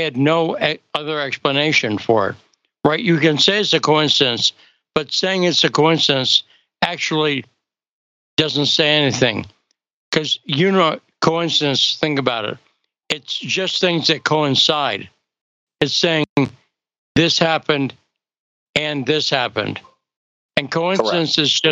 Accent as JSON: {"language": "English", "region": "Western Massachusetts", "country": "United States", "tie": "born or raised there", "said": "I grew up in Western Massachusetts"}